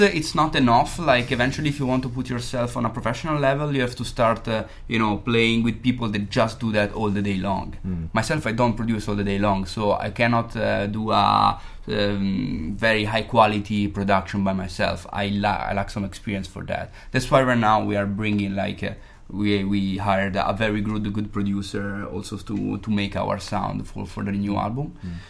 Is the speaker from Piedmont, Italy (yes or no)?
no; Modena, Emilia-Romagna, Italy; moved away; I'm from Italy. I'm from uh, Modena.